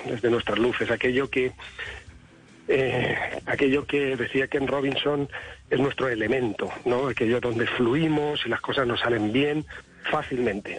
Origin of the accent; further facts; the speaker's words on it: Spain; Yo como español